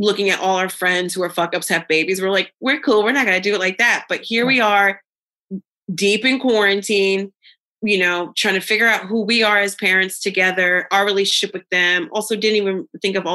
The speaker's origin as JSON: {"language": "English", "country": "United States", "said": "I'm American."}